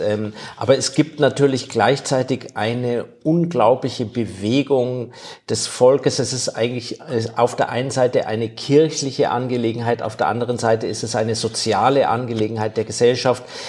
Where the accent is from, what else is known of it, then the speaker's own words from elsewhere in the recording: Germany; now in Spain; für mich als Deutscher war das schwierig, ich habe einen deutschen Pass noch